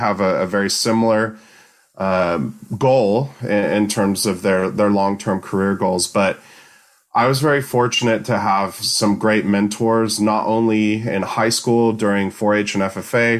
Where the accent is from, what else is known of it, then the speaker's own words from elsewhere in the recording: Gridley, California, United States; moved away as an adult; also born or lived in Tennessee; now in San Luis Obispo, United States; I'm originally from Gridley, California, a small farming community north of Sacramento.